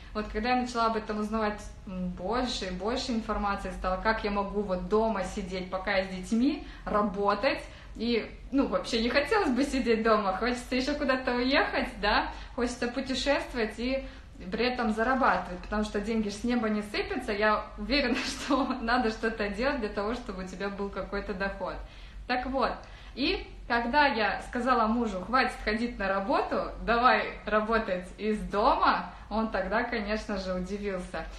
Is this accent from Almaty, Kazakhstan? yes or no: no; Saran, Karaganda Region, Kazakhstan; moved away as an adult; now in Turkey; Сама я из Казахстана, из Карагандинской области, город Сарань. Может быть, есть тут мои земляки